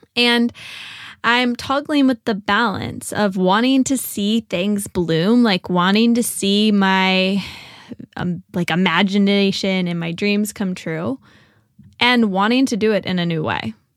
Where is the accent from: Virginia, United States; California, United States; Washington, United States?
Virginia, United States; Richmond; moved away as an adult; also born or lived in Nashville; I made my way back uh, to Richmond. I found myself working at a yoga nonprofit and teaching ceramics at an arts organization. So I was back in my hometown